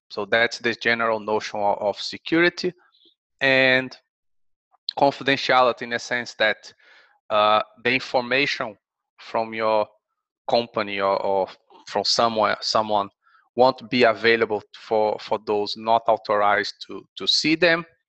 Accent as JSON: {"language": "English", "country": "Brazil", "also_born_or_lived": "Kent, England", "moved": "as an adult", "lives_now": "Sheffield, United Kingdom", "said": "I'm from Brazil, so I've done my undergraduate and master's degree there."}